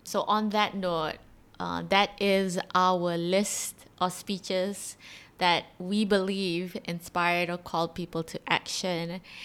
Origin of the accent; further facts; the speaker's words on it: Malaysia; I am a Malaysian, Malay, Muslim girl